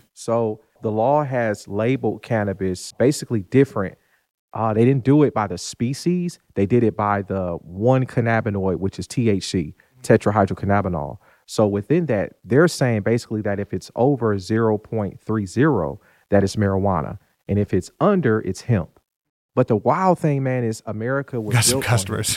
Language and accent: English; Detroit, Michigan, United States; moved away as an adult; now in Ruston, United States; I'm originally from Detroit, Michigan, born and raised. So grew up there.